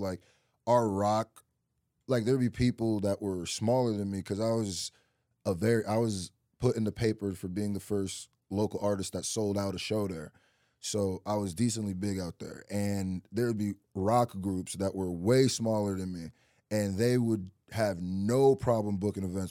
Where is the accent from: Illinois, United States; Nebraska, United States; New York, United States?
Nebraska, United States; Lincoln; also born or lived in Nigeria; I really, like, grew up my first, like, four, five, four or five years in Nigeria, and then I moved to Nebraska